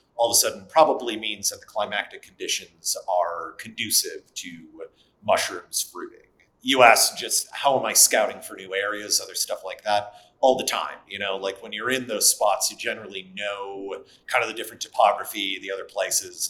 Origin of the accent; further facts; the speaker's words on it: Wisconsin, United States; I grew up in Wisconsin